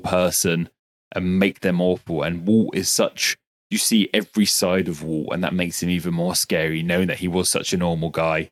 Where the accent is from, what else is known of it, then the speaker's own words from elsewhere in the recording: United Kingdom; I'm very British